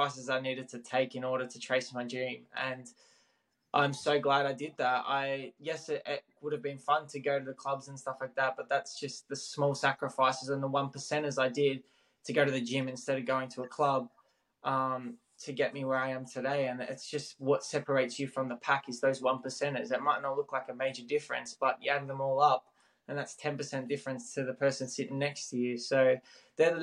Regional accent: Melbourne, Victoria, Australia; moved away as an adult; now in Adelaide, Australia; where I was in Melbourne. So that's where my hometown is.

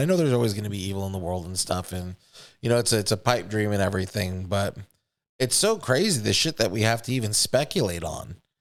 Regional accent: United States; I grew up in America with other kids

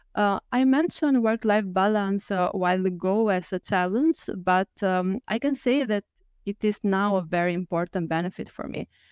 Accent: Albania; moved away as an adult; now in Lisbon, Portugal; I'm from Albania, and currently I live in Lisbon.

